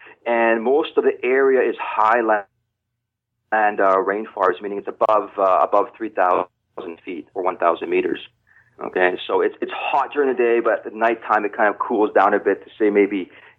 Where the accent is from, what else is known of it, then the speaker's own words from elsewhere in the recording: Pacific Northwest, United States; Well, the thing is, I'm from the Pacific Northwest, so my interpretation of remote is a little bit different.